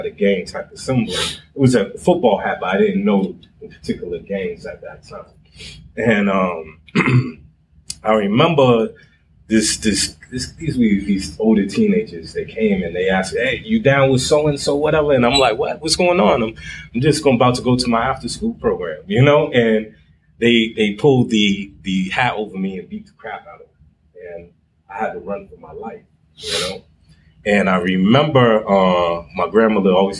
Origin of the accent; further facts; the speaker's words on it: Boston, Massachusetts, United States; I'm from Boston. Actually, I'm from the Roxbury area.